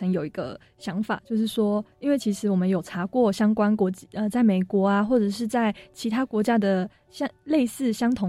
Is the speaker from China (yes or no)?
no; Taiwan; 当当时从决定回台湾念大学之后，就希望说我是台湾人，那我希望能做点什么的时候